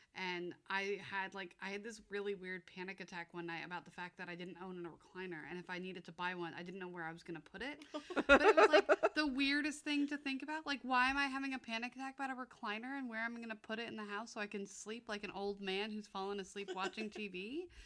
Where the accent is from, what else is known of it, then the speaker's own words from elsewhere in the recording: United States; moved away; I grew up in America